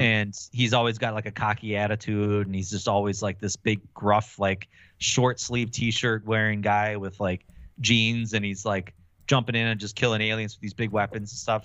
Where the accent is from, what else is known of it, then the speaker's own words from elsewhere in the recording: Milwaukee, Wisconsin, United States; I'm from Milwaukee